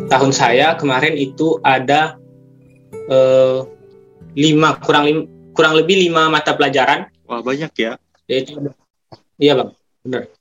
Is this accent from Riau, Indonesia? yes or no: yes; Tualang, Riau, Indonesia; Eh, saya berasal dari Riau, tepatnya itu dari Tualang.